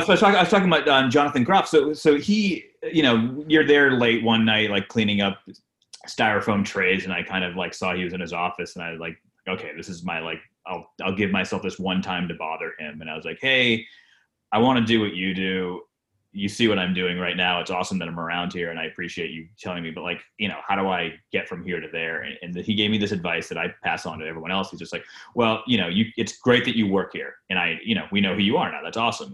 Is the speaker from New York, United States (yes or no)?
no; Rhode Island, United States; I grew up in Rhode Island